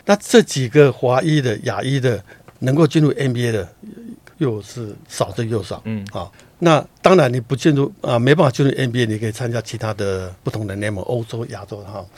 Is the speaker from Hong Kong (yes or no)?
no; Taiwan; moved away as an adult; also born or lived in United States; 苏伟回到我的故乡，台湾打直篮